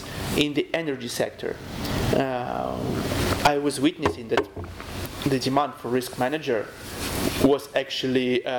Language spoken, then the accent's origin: English; Kyiv, Ukraine; also born or lived in Italy / Czech Republic; I'm from Kyiv, okay. The capital city. I was born in Kyiv. This is my native city. I love it a lot.